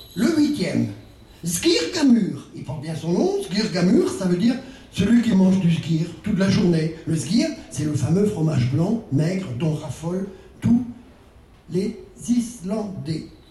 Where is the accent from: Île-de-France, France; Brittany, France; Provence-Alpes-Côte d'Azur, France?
Brittany, France; vous avez dû voir mon accent, je ne suis pas spécifiquement islandais. Je suis même breton